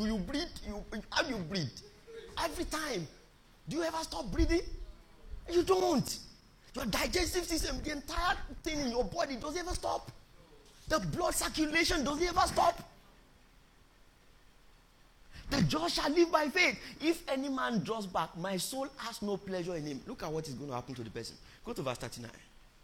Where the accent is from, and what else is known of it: Nigeria; born or raised there